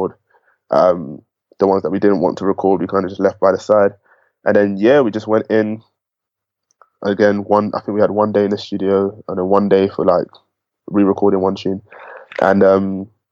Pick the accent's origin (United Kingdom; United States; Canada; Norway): United Kingdom; Enfield, London; I'm from Enfield, I'm from, you know, Ends.